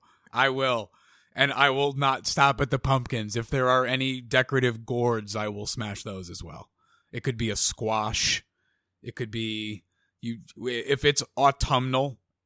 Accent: Avon, Connecticut, United States; in those 4 years, I left my mark on the community of Avon, Connecticut.

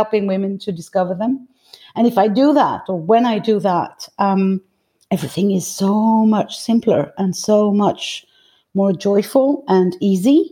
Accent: Greece; now in France; I'm actually Greek. I was born in Greece, and all my mother lineage comes from Greece.

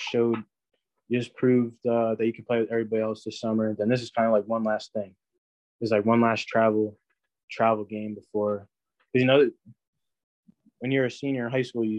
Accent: New Jersey, United States; I'm from New Jersey.

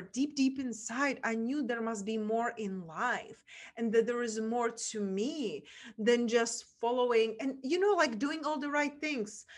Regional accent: Czechia; English is a second language; moved away; I grew up and where my accent is from, from a small town in Czech Republic

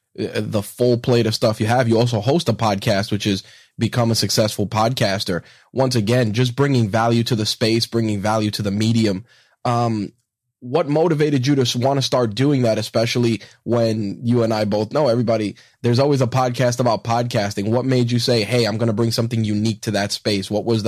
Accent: New York, United States; that's my crutch word as well as a New Yorker.

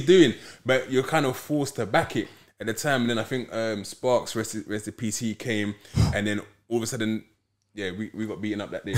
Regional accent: London, United Kingdom; I'm originally from Peckham

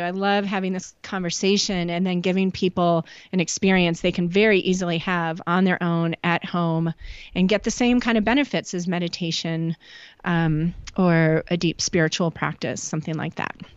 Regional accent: Chicago, Illinois, United States; also born or lived in Nashville, Tennessee; now in Northeast Oregon, United States; grew up in Chicago

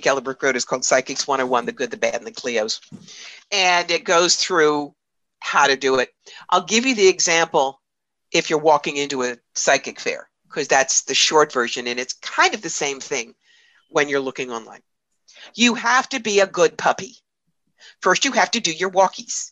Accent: New York, United States; I'm from New York

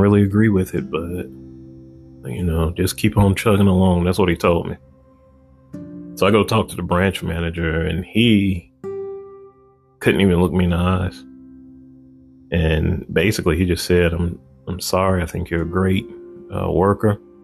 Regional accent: Chicago, Illinois, United States; I grew up on the west side of Chicago

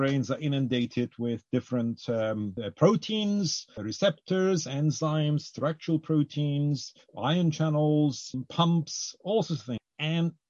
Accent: Cyprus; now in United Kingdom; I grew up in Cyprus

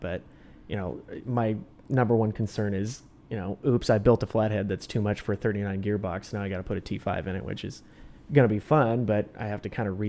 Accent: Redondo Beach, California, United States; My folks, bought their house that mm-hmm. of course I grew up in Redondo Beach a few years before I was born

